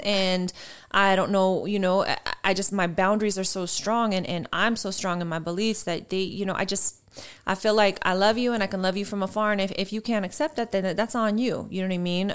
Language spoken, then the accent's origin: English; Colorado, United States; accent: Colorado Latina; also born or lived in Houston, Texas; I grew up in Colorado with my dad's family, all Latino, Mexican